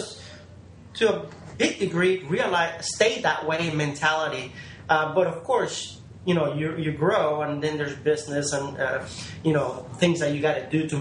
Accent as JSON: {"language": "English", "town": "New Orleans", "region": "Louisiana", "country": "United States", "tie": "born or raised there", "said": "I grew up here in New Orleans"}